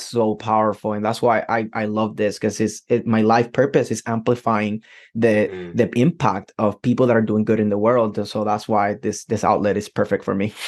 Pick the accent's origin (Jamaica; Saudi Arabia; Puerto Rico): Puerto Rico; now in United States; I am from Puerto Rico, right? Completely different culture than mm-hmm. than what Americans grow